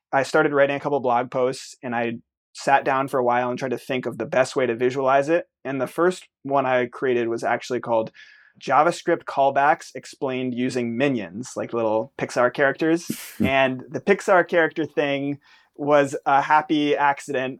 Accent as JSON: {"language": "English", "country": "United States", "said": "I'm an American"}